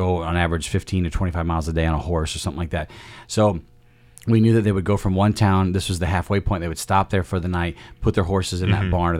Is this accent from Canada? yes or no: no; United Kingdom; And so we stop for tea and biscuits because we're British.